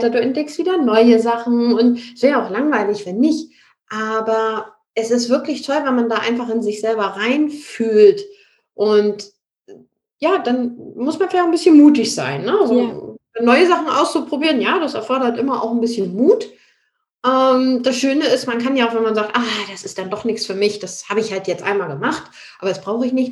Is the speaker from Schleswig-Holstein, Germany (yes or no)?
yes; Ratzeburg, Schleswig-Holstein, Germany; now in Munich, Germany; Ich komme ja eigentlich aus Norddeutschland, aus Ratzeburg. Das ist in der Nähe von Lübeck und bin dann nach München gezogen.